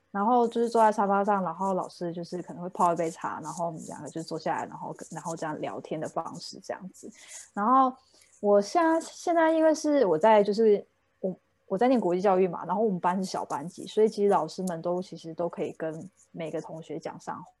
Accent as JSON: {"language": "Chinese", "country": "Taiwan", "moved": "as an adult", "said": "我在台湾念书的时候"}